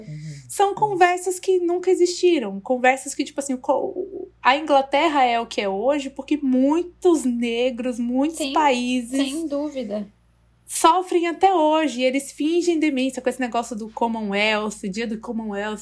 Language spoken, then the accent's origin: Portuguese; Brazil; Eu, como brasileira